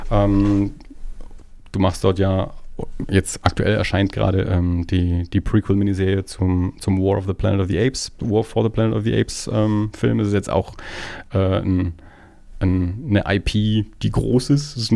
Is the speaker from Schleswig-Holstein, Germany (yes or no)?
no; Erlangen, Bavaria, Germany; now in Nuremberg, Germany; Ich wohne zwar mittlerweile in Nürnberg, aber ich bin eigentlich eben aus Erlangen